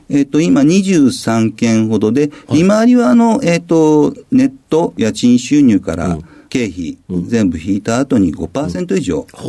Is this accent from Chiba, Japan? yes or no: yes; Funabashi, Chiba, Japan; also born or lived in Fukuyama, Hiroshima; 生まれは、えっ、と、広島県の福山市で生まれました。で、あの、育ったのは、あの、えっ、ー、と、主に千葉県の船橋市の方で、幼少期過ごさせていただきました